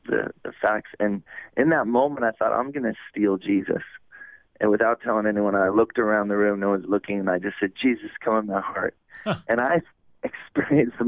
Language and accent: English; California, United States; moved away; also born or lived in Oregon / Hawaii; I was born in California, and I was raised there on the west coast of the United States and California and then Oregon